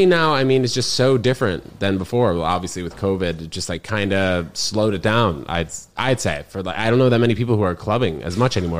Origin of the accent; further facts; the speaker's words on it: New Jersey, United States; New Jersey is where I'm from, though. New Brunswick for 6 weeks